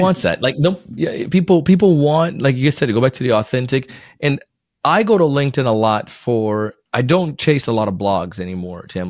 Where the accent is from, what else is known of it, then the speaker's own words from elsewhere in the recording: Florida, United States; also born or lived in Jamaica; I was born in Jamaica, moved to Florida when I was nine